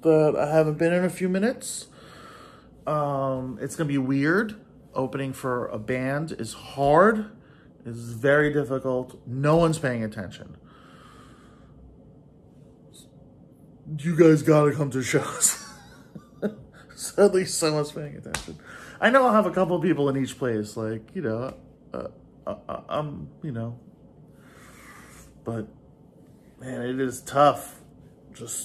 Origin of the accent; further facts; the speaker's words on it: Oklahoma, United States; I'm from Oklahoma. I live in Oklahoma.